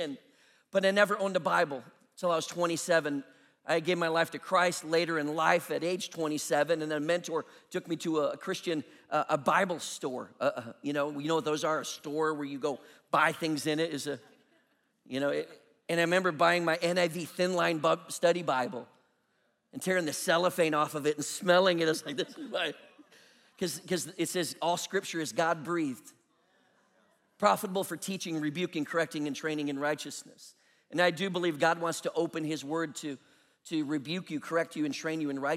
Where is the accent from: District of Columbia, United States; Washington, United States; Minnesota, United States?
Minnesota, United States; now in Charlotte, United States; I'm a Minnesotan